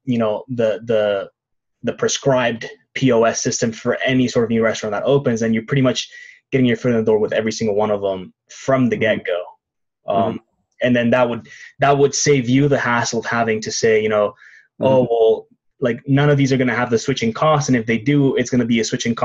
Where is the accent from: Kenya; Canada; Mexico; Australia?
Mexico; I'm actually from Mexico